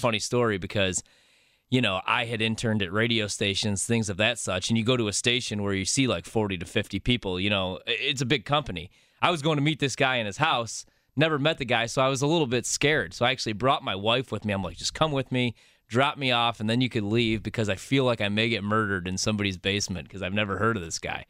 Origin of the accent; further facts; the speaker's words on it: Chicago, Illinois, United States; moved away; also born or lived in Creston, Iowa; I grew up in Chicago